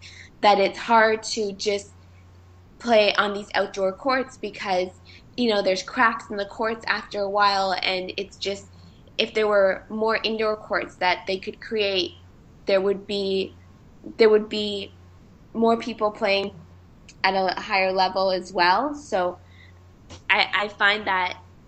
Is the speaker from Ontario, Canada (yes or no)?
yes; Markham, Ontario, Canada; moved away; I come from Markham, which is about 30 minutes without traffic outside of Toronto. And every time I go back home